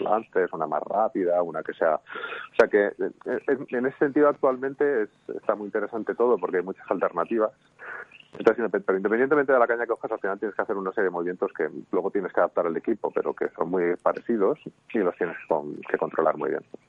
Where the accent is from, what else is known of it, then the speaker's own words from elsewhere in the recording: Madrid, Community of Madrid, Spain; vivo en Madrid y soy de Madrid